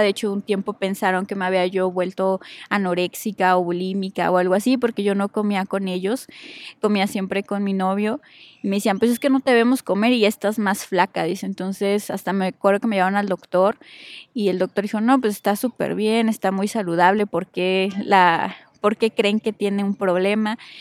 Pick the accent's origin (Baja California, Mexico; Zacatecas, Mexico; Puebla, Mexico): Puebla, Mexico; nací en la ciudad de Puebla. Soy originaria de Puebla. Ahí viví toda mi vida